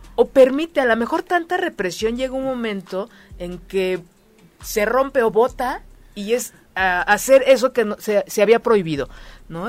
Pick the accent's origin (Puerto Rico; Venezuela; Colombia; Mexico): Mexico; mi historia de vida como mexicano